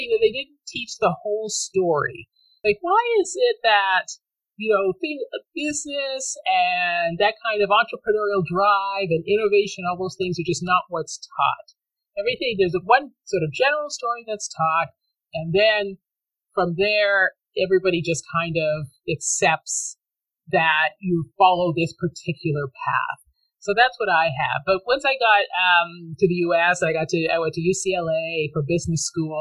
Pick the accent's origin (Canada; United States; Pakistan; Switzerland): Canada; I grew up in Canada